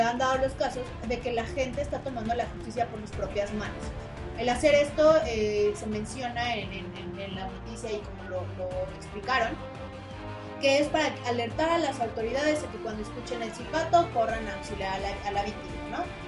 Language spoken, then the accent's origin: Spanish; Mexico; como el mexicano